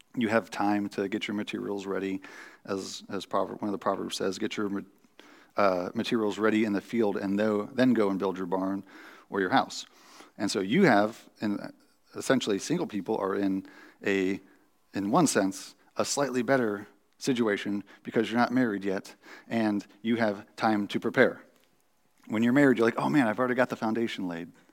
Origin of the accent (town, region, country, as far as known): United States